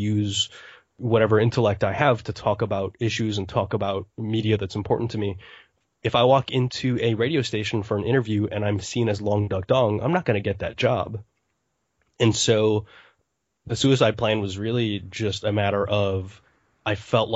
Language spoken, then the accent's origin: English; United States; My grandparents were born in the United States. I am more American than Asian